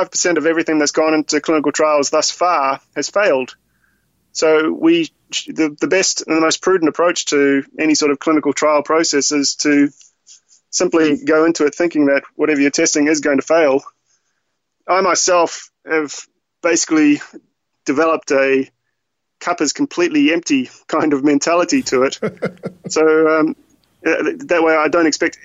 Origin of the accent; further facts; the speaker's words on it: New Zealand; moved away; I'm originally from New Zealand